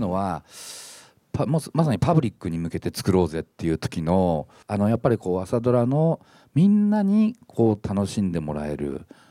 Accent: Morioka, Iwate, Japan; moved away; also born or lived in Akita / Tokyo; 僕盛岡出身なんで秋田放送局に配置され

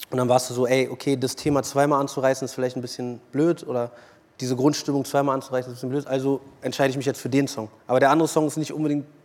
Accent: Berlin, Germany; Und Berlin liebe ich halt, ne? das ist meine Heimat. So, ich ich bin ja hier aufgewachsen, hier geboren. Und geht nichts über Berlin am Ende des Tages.

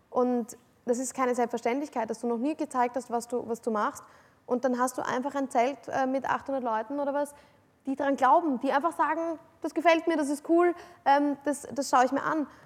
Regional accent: Vienna, Austria; also ich bin, ich bin äh, eine, im Herzen eine absolute Wienerin. Also ich, bin, ich liebe die Stadt Wien.

